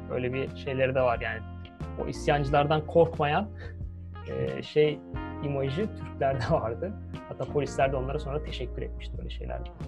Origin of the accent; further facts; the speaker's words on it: Turkey; moved away as an adult; also born or lived in Bournemouth, England; bir Türk olarak böyle bir kadroyduk